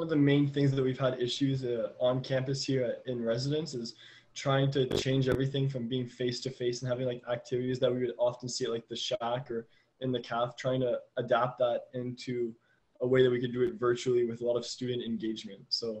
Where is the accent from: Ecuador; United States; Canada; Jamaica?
Canada; Ottawa, Ontario; I came from Ottawa, and the area I lived in was not very diversified.